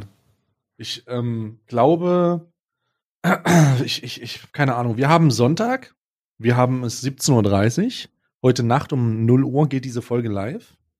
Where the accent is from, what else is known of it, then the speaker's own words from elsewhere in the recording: East Germany, Germany; ich als gebürtiger Ossi, ja, als langjähriges Mitglied der Ost, Öst, der Ossis und immer noch Ossi